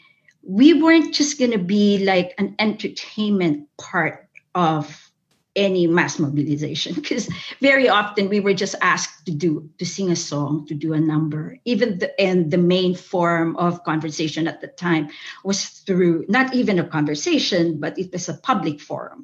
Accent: Philippines; moved away as an adult; also born or lived in Chicago, United States; now in United States; I came from the Philippines

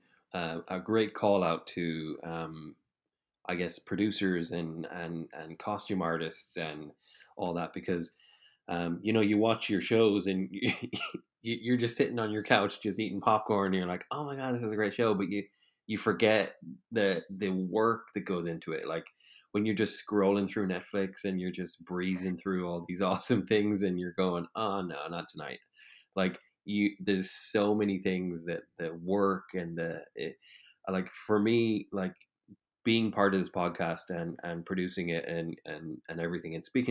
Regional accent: Ireland; because I'm Irish

